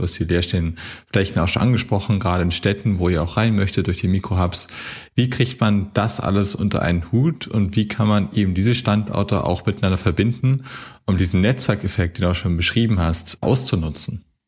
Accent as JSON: {"language": "German", "region": "Hamburg", "country": "Germany", "said": "aber ich komme auch aus Hamburg"}